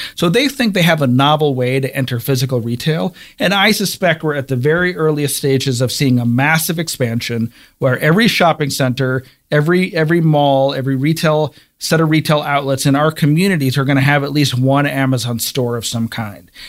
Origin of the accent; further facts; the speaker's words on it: Cleveland, Ohio, United States; I'm from Cleveland, Ohio, and I grew up reading the Cleveland Plain Dealer